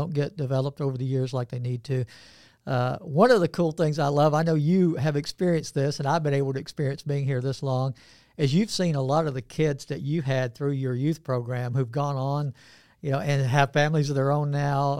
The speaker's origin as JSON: {"language": "English", "region": "Georgia", "country": "United States", "said": "I'm from Georgia as well"}